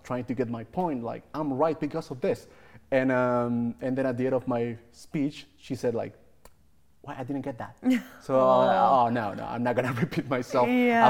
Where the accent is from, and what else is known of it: Chile